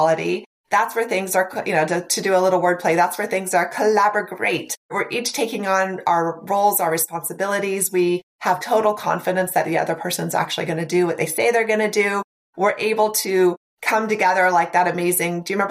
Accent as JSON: {"language": "English", "region": "Nebraska", "country": "United States", "said": "I'm from Nebraska, so, you know, fairly rural"}